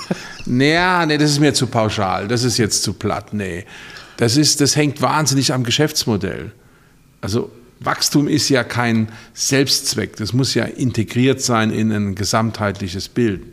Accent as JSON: {"language": "German", "region": "Rhineland-Palatinate", "country": "Germany", "said": "ich komme ja aus der Pfalz"}